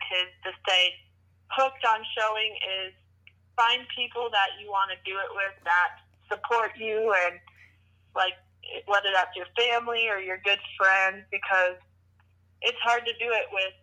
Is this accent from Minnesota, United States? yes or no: no; Wisconsin, United States; it's in my home state.